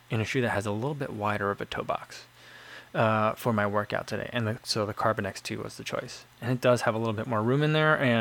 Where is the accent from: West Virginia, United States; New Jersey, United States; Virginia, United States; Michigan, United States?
New Jersey, United States; I grew up in New Jersey